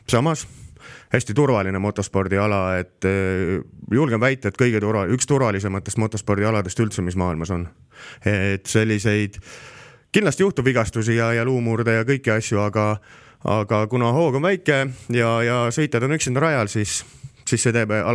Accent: Estonia; aga selles mõttes oleme eestlased on väga kõvad sõitjad

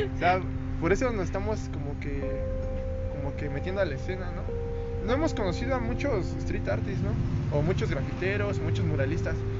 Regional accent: Toluca, State of Mexico, Mexico; Somos aquí originarios de Toluca

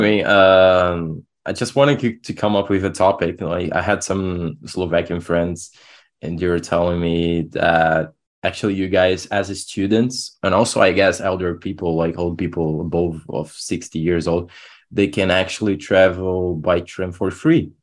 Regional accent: Brazil; I'm from Brazil

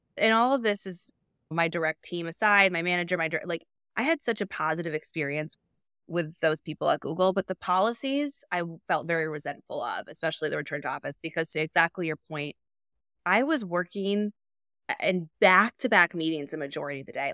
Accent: Indianapolis, Indiana, United States; moved away as an adult; also born or lived in Chicago; I live in the suburbs of Indianapolis. I relocated during the pandemic from Chicago to move back home and be close to my family

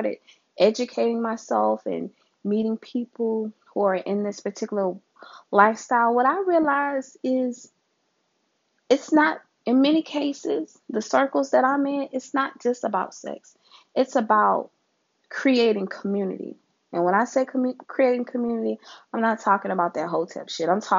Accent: Louisiana, United States; my home state, Louisiana

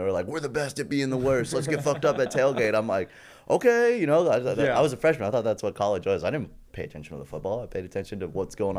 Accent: Houston, Texas, United States; also born or lived in Colorado; I grew up around suburbs of Houston, essentially.

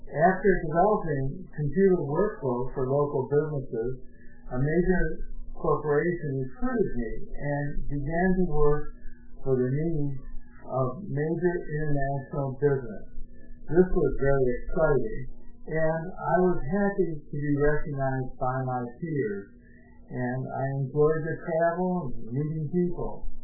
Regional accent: Webster, New York, United States; moved away; Growing up in West, was great. Living on Lake Ontario, surrounded by woods, apple orchards, and, of course, the great Lake Ontario.

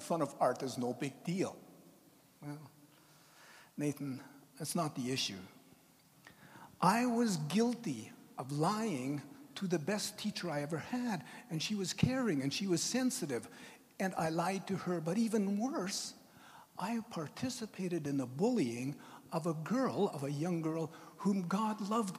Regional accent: Tofield, Alberta, Canada; I grew up in Tofield, Alberta, which is just outside of Edmonton.

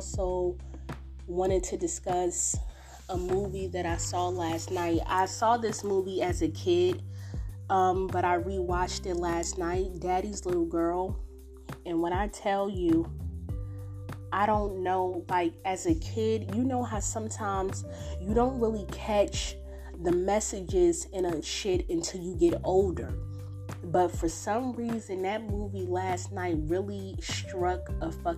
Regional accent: Newark, New Jersey, United States; I'm from Newark.

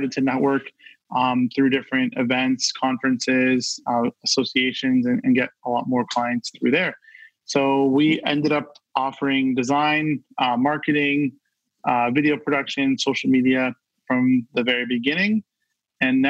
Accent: Brampton, Ontario, Canada; I'm from Brampton, like our host here

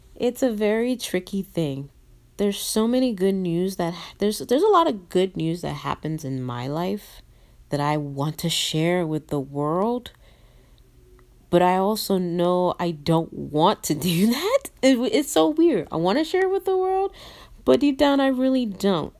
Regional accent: Nigeria; I'm a Nigerian

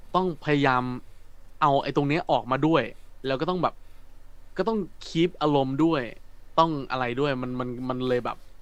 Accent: Phetchabun, Thailand; accent: northern; ผมเป็นคนเพชรบูรณ์และคือแถวบ้านผมมันก็แบบไม่ได้ คือมันก็มีกลางบ้างมีอีสานมีอะไรบ้างปนๆกันไปแล้วผมอ่ะผมมาติดเนอร์แล้วผมไม่รู้ตัว

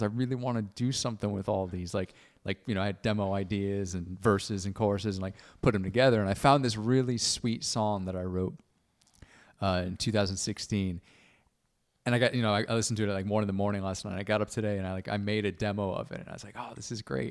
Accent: Stratford, Connecticut, United States; born or raised there; moved away; also born or lived in Milford, Connecticut / Boston / London

